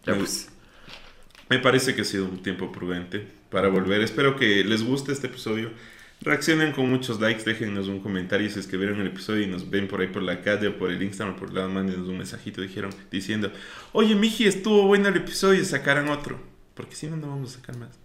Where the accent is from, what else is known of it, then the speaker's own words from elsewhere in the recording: Ecuador; yo soy muy orgulloso de que soy ecuatoriano